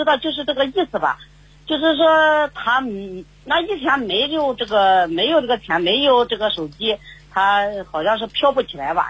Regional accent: Shandong, China; now in Zhejiang, China; 在浙江打工。本来是我们老家是山东的，

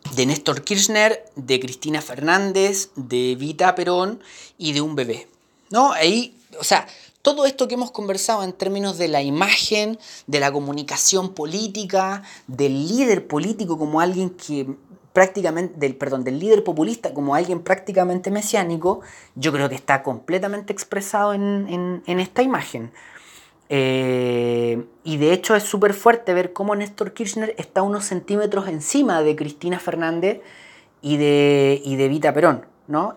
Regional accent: Chile; como chileno

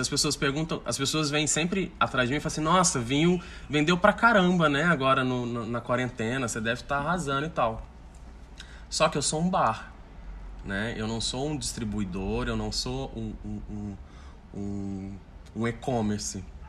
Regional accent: Brazil; a gente é brasileiro

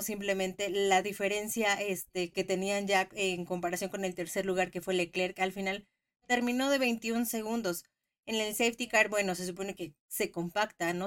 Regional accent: Mexico; Como mexicanos

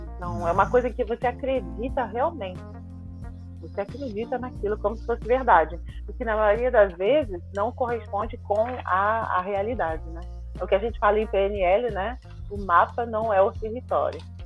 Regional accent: Rio de Janeiro, Brazil; moved away as an adult; also born or lived in Ireland; now in French Guiana; Eu vim da favela do Rio de Janeiro, do, do centro do Rio lá mesmo

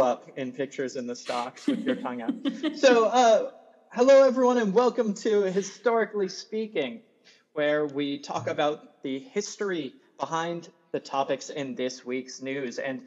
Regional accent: Massachusetts, United States; I grew up in Massachusetts

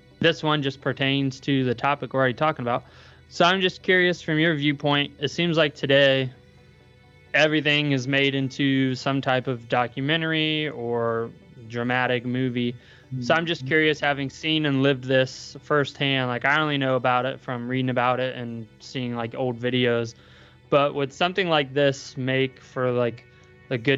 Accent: Brookville, Indiana, United States; I'm from Brookville, Indiana. Like, we're right on the Ohio border, so I'm nowhere near like central Indiana

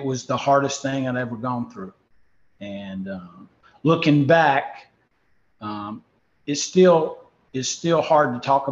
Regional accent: Winston-Salem, North Carolina, United States; Now I'm doing it in my hometown at Wake Forest in the ACC

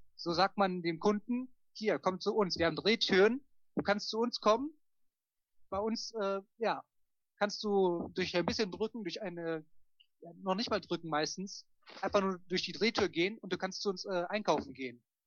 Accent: Germany; von uns Deutschen

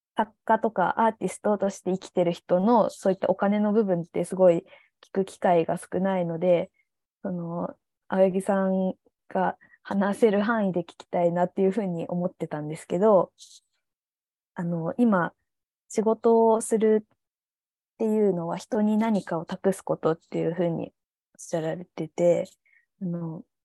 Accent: Nagasaki, Japan; 長崎出身

